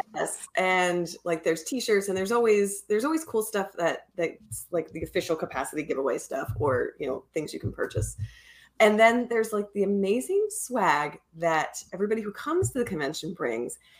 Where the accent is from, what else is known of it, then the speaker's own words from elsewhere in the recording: Pennsylvania, United States; moved away; I grew up in Pennsylvania in like a, a pretty small area.